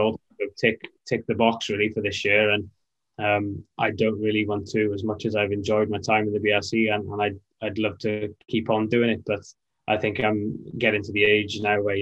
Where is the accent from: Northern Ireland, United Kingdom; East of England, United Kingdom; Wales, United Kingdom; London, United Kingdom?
Wales, United Kingdom; Welsh; we're Welsh as well